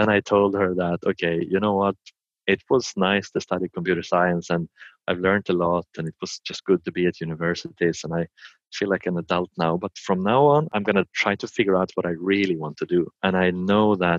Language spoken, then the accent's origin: English; Sweden; I'm from Sweden and I live in Sweden on the countryside.